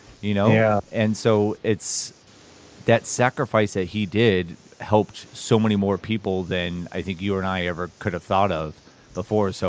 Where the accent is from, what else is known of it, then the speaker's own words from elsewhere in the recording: Newport Beach, California, United States; I grew up here in Newport Beach